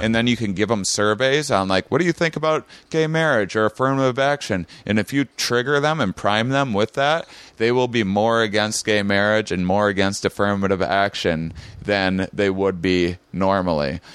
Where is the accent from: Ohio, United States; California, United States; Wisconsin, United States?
Wisconsin, United States; La Crosse; I had an upbringing in my, my small Wisconsin town